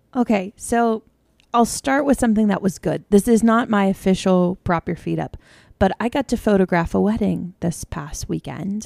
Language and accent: English; United States; being an American